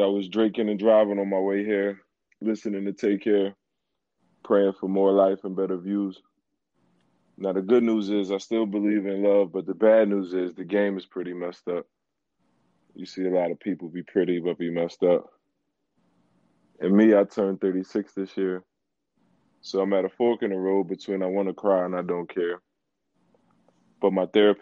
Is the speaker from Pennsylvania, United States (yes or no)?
yes; Philadelphia, Pennsylvania, United States; I'm a poet from Philly.